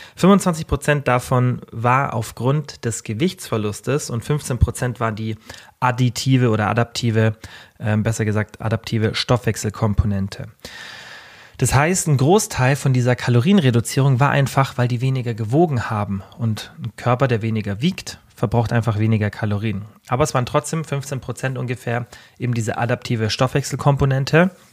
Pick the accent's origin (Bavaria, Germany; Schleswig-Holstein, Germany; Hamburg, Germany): Bavaria, Germany; Bei uns in Deutschland, wie kurz der Sommer ist, bei uns gibt's immer so eine Ja, wie so ein kleines Oktoberfest und, ähm, also Festwoche nennt sich das Allgäuer Festwoche